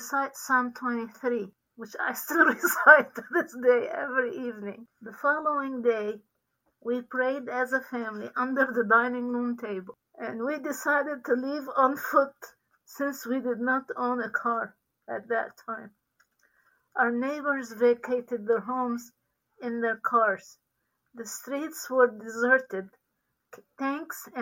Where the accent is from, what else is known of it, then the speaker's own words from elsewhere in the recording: Sidon, South Governorate, Lebanon; moved away as an adult; now in Virginia Beach, United States; I was born in Sidon, Lebanon, in a Christian home, the youngest of six children